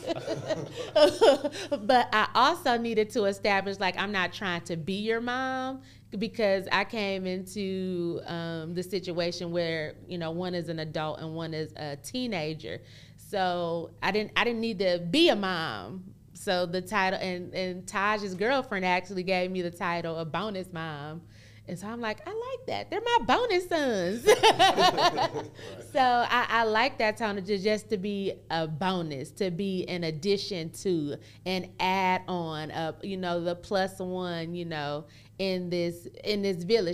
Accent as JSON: {"language": "English", "region": "Michigan", "country": "United States", "moved": "as an adult", "lives_now": "Dallas-Fort Worth, United States", "said": "I'm originally from Michigan"}